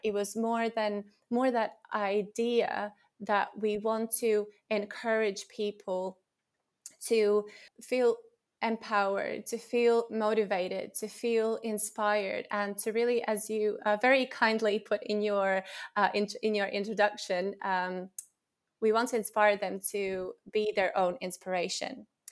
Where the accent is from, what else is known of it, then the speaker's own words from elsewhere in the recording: Latvia; moved away as an adult; now in England, United Kingdom; I'm originally from Latvia, and I moved to England, uh, around eight years ago after finishing my university